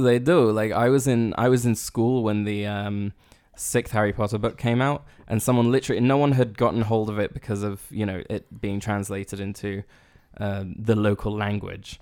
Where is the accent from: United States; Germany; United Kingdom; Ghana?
United Kingdom; We're British.